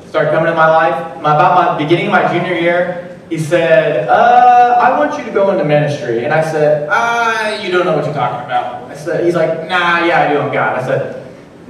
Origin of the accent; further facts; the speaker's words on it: Illinois, United States; I am from Cesar, Illinois, home of the Custard Stand